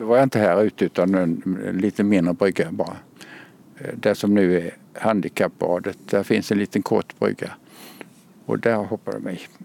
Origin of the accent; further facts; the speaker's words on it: Kalmar, Kalmar County, Sweden; accent: Småland; moved away as an adult; now in Lund, Sweden; Jag är från eh, Kalmar-trakten. Den dialekten går inte ur.